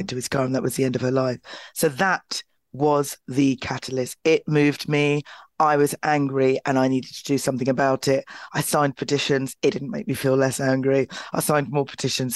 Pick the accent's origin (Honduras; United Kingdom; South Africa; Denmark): United Kingdom; London; my hometown of Clapham, I was born and bred in South London, in Clapham